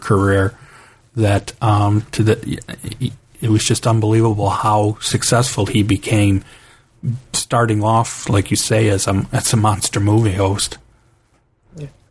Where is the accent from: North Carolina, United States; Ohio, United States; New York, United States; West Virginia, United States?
Ohio, United States; Cleveland; I grew up in Cleveland, Ohio